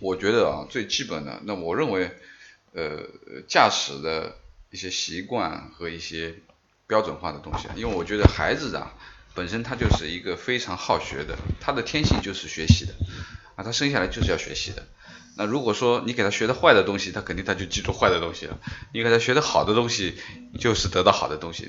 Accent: Beijing, China; 我是大院儿的孩子，我小时候是在北京的

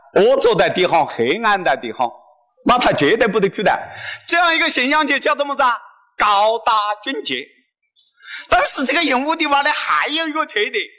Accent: Hunan, China; 我们湖南人

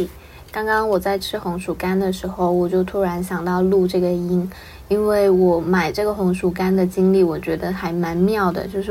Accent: Guangdong, China; 因为我是潮汕人，所以我就跟大家说一句汕头的新年快乐

